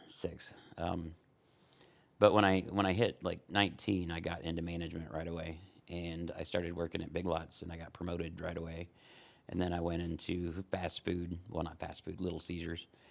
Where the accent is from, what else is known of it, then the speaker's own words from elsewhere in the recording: Ohio, United States; also born or lived in Fort Wayne, Indiana; now in Huntington, United States; I'm from Ohio, actually